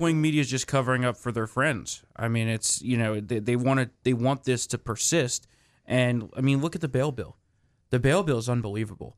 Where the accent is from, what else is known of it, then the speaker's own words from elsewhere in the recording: New Jersey, United States; the state of New Jersey, my home state